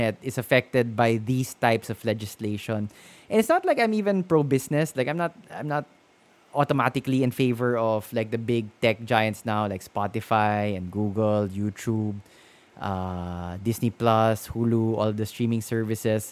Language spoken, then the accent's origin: English; Philippines; I've lived in the Philippines all my life